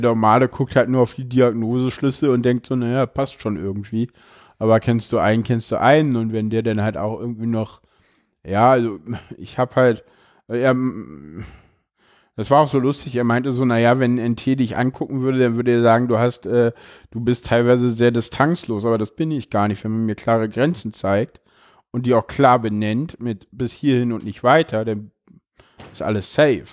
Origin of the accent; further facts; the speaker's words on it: Berlin, Germany; ich bin in Köpenick geboren, aufgewachsen